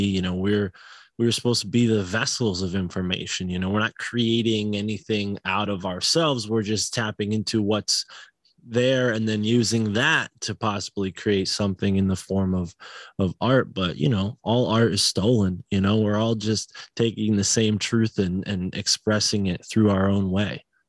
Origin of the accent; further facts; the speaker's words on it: Northeast, United States; I was born in the Northeast